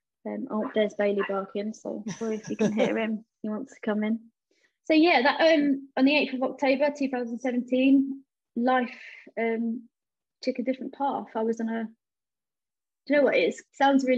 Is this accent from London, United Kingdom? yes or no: yes; London, United Kingdom; I was raised in East London, in Bow, on a council estate